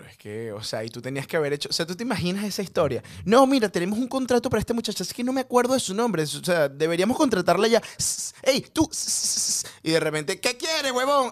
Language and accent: Spanish; Venezuela; moved away; en Venezuela nosotros